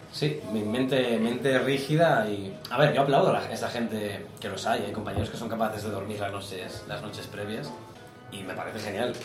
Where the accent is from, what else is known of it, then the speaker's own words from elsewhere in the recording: Galicia, Spain; Yo soy gallego